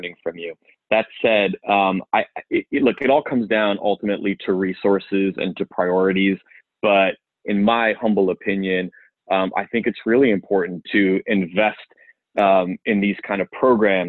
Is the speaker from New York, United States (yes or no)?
yes; Syosset, New York, United States; now in Charlotte, United States; I grew up in Nassau County, Long Island, a town called Syosset